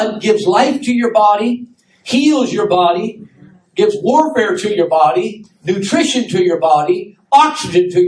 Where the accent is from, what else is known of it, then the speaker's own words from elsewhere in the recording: Wisconsin, United States; moved away; my hometown, I told you, in Wisconsin